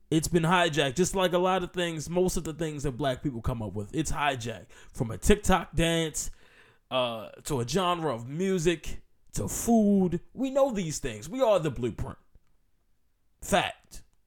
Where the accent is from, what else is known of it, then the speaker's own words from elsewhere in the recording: United States; as an American